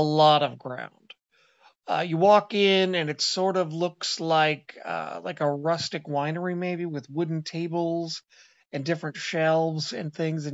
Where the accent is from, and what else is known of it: Seattle, Washington, United States